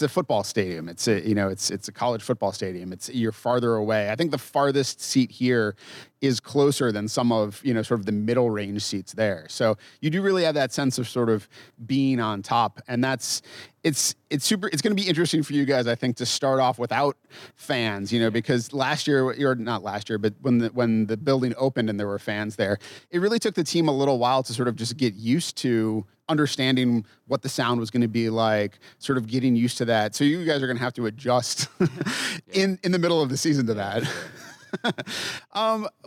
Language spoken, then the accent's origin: English; Massachusetts, United States; now in Minnesota, United States; I grew up in Massachusetts, and when I moved to Minnesota